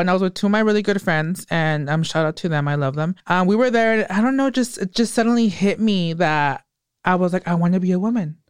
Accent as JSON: {"language": "English", "town": "Hollister", "region": "California", "country": "United States", "tie": "born or raised there", "also_born_or_lived": "Watsonville, California", "said": "I was born in Watsonville, didn't live there much. I lived here a little bit, like till I was nine or 10, and oh, then okay. moved to Hollister"}